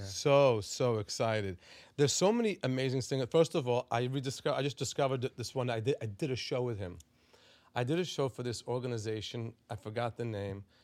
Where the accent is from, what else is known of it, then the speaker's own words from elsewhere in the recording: Five Towns, New York, United States; also born or lived in Israel; I was born in Israel. I grew up in, in the five towns